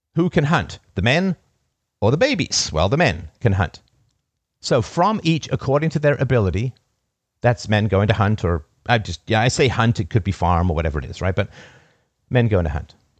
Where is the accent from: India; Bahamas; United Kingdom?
United Kingdom; as a British raised person